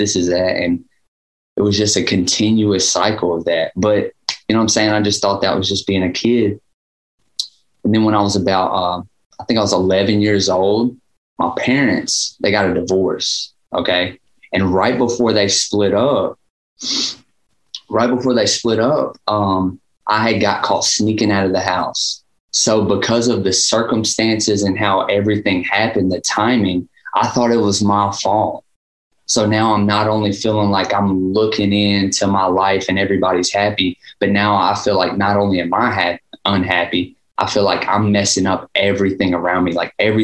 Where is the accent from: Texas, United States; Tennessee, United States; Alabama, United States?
Tennessee, United States; Dickson; also born or lived in Gallatin, Tennessee; I moved to a place called Dixon, Tennessee when I was like 3